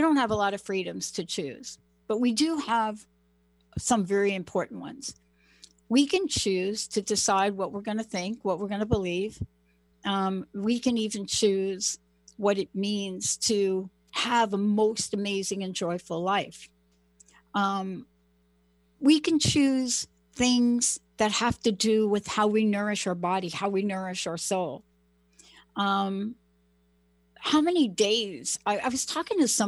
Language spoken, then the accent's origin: English; New York, United States; I'm from New York